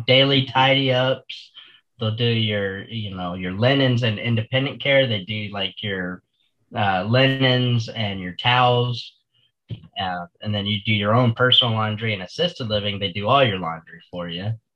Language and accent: English; Florida, United States; I was born and raised here in Florida